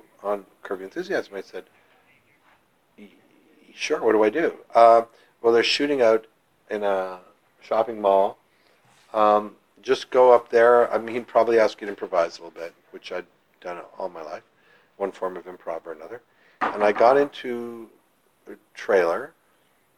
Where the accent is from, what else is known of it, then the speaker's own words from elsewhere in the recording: Ottawa, Ontario, Canada; also born or lived in Toronto; I was an actor in my hometown of Ottawa, and then in Toronto as a young actor.